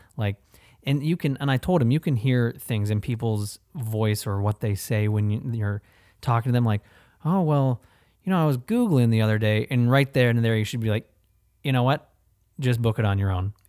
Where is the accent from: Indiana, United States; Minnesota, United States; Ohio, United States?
Ohio, United States; now in Florida, United States; we're both from Ohio